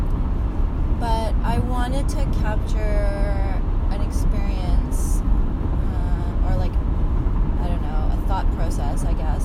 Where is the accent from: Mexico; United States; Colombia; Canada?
Canada; Winnipeg, Manitoba; also born or lived in Halifax; now in Toronto, Canada; I'm from Winnipeg